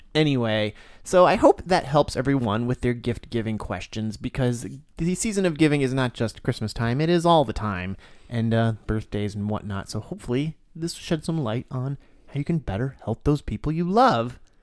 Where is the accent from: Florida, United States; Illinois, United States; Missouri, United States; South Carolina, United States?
Florida, United States; I grew up in Florida